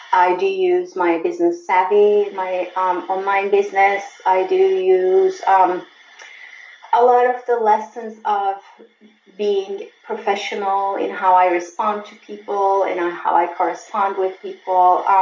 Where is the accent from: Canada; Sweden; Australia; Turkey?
Turkey; moved away as an adult; also born or lived in Germany; now in United States; I grew up in Turkey and I went to college in Turkey